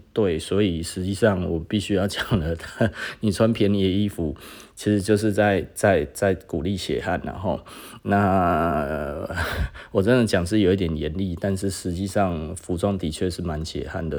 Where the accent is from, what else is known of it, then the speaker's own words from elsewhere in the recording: Taiwan; 因为我就是台湾人啊